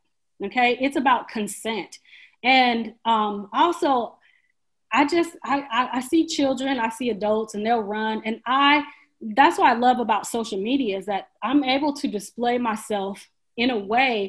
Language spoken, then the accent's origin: English; Portland, Oregon, United States; I grew up in Portland, one of the whitest cities